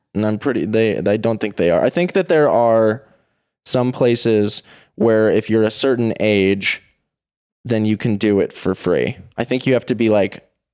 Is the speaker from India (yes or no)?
no; Boulder, Colorado, United States; I'm from Boulder, Colorado, which is sort of a conventionally rich, affluent place